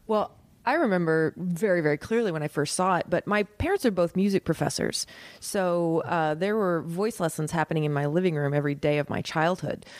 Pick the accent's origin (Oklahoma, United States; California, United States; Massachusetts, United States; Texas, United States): Oklahoma, United States; moved away as an adult; also born or lived in New York; I'm from Oklahoma